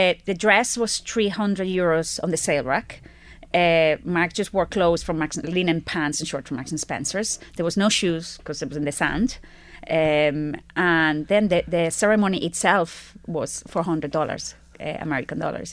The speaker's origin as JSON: {"language": "English", "country": "Spain", "moved": "yes", "lives_now": "Ireland", "said": "I'm from Spain."}